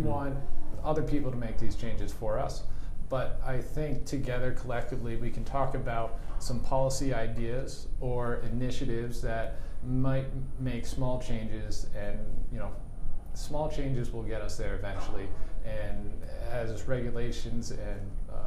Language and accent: English; Vermont, United States; I grew up in Vermont